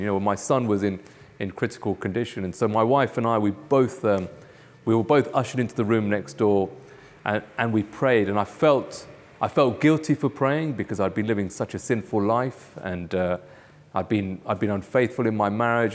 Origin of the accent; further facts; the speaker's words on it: United Kingdom; moved away; also born or lived in Nairobi, Kenya; I was born in the U K